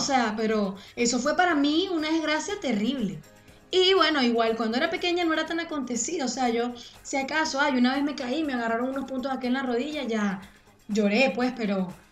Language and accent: Spanish; Venezuela; moved away as an adult; yo me fui de Venezuela cuando yo tenía como 23